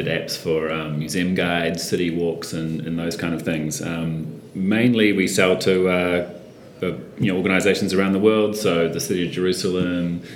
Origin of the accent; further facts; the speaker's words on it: Auckland, New Zealand; I grew up on Thorns Bay